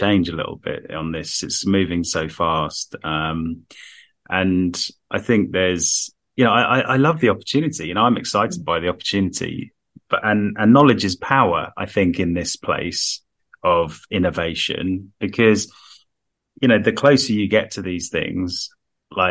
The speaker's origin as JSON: {"language": "English", "town": "Harrow", "region": "London", "country": "United Kingdom", "tie": "born or raised there", "said": "In my hometown, first speed limit in the world, I think, 10 miles an hour in Harrow on the Hill"}